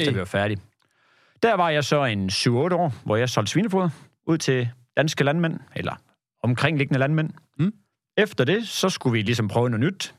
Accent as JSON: {"language": "Danish", "country": "Denmark", "also_born_or_lived": "Kolding", "said": "jeg er fra det jyske"}